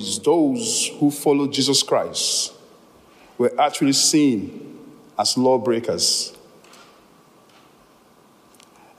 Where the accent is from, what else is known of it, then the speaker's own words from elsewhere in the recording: Nigeria; moved away; I come from Nigeria originally